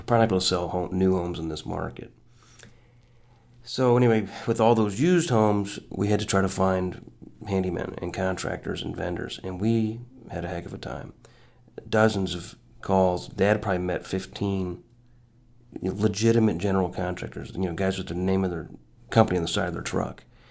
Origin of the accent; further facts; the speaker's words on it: Illinois, United States; I'm from Illinois